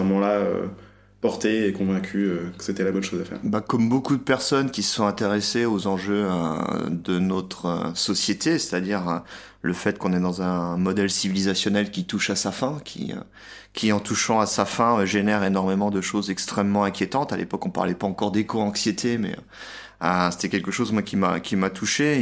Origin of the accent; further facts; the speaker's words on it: France; moved away as an adult; now in Budapest, Hungary; j'ai quitté la France pour venir m'installer en Hongrie